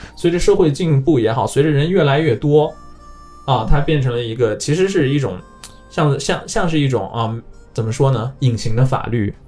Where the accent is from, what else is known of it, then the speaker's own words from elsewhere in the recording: China; now in Japan; 从我们中国人的角度来看